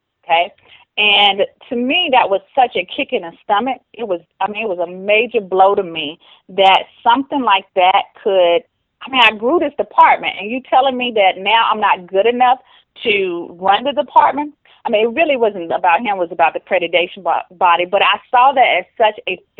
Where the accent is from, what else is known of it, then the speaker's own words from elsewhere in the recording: Rock Hill, Charlotte area, South Carolina/North Carolina, United States; accent: Southern; I am Southern-born. If you cannot hear the Southern accent, love the South. I'm from the Rock Hill, Charlotte area, South Carolina, North Carolina area